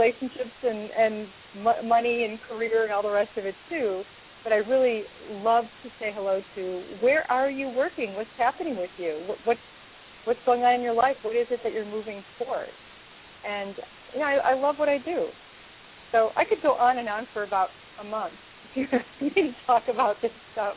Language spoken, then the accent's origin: English; Chicago, Illinois, United States; moved away as an adult; now in Los Angeles, United States; I was born and raised, as you know, in Chicago